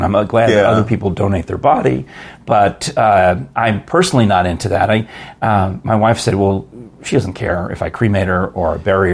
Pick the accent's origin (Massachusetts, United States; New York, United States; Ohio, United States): New York, United States; Yonkers; My parents are from the Bronx, and I grew up in Yonkers